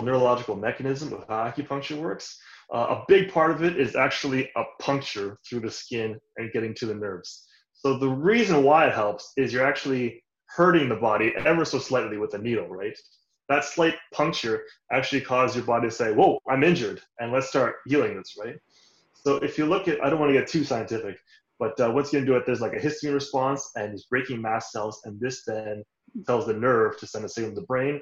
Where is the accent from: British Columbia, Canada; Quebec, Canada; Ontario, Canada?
Ontario, Canada; Toronto; I grew up in Canada, Toronto, born and raised